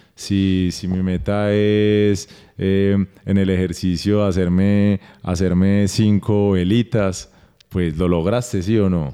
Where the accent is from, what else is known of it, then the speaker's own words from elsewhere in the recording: Barranquilla, Atlántico, Colombia; moved away; nosotros crecimos en Barranquilla, en otra ciudad